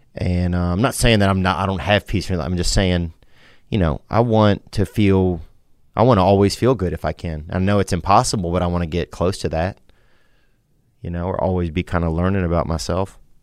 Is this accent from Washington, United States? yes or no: no; Louisiana, United States; also born or lived in Nashville; now in Los Angeles, United States; I'm from Louisiana, but I live right now in Los Angeles and Nashville